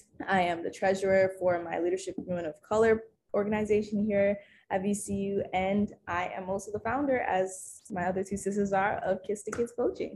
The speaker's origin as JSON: {"language": "English", "country": "Ghana", "tie": "born or raised there", "moved": "yes", "lives_now": "Richmond, Virginia, United States", "said": "I am the second oldest. … I am also born and raised in Ghana, West Africa."}